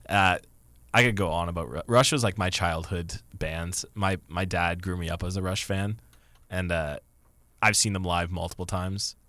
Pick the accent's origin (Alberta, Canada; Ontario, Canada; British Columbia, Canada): Ontario, Canada; Kitchener; That is my hometown